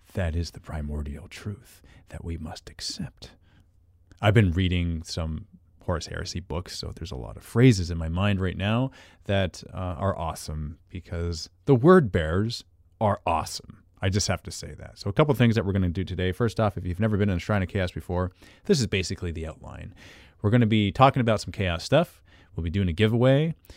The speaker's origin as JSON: {"language": "English", "country": "Canada", "accent": "Canadian", "said": "I'm Canadian"}